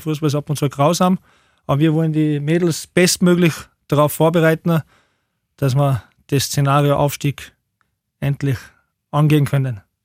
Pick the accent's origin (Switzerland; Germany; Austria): Austria; Tyrol; moved away as an adult; now in Upper Austria, Austria; Ich bin zwar halb Deutscher und halb Österreicher, aber bin halt in Tirol aufgewachsen